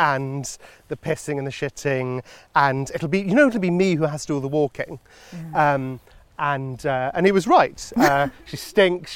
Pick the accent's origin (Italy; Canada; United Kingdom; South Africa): United Kingdom; London; moved away as an adult; now in Oxfordshire, United Kingdom; I've always lived in London. I guess I've sort of associated myself with being a Londoner